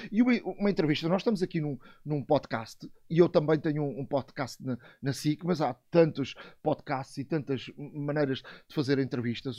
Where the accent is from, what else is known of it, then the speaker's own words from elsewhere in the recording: Montijo, Lisbon, Portugal; sou do, do Montijo, Alcochete